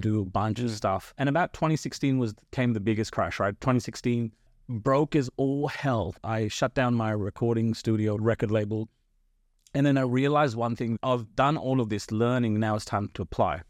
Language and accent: English; Blacktown, New South Wales, Australia; English is a second language; also born or lived in India; I came to this country when I was, uh, ten, right? So, I came here w-, without speaking a lick of English.